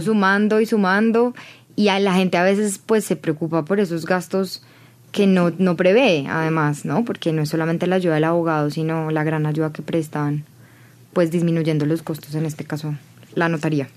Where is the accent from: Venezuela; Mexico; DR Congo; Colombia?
Colombia